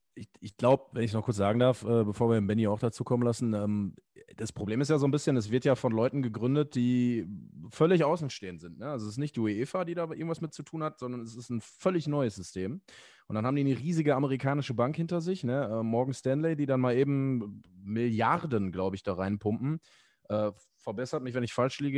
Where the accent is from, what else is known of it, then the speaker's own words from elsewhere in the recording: Essen, North Rhine-Westphalia, Germany; als Essener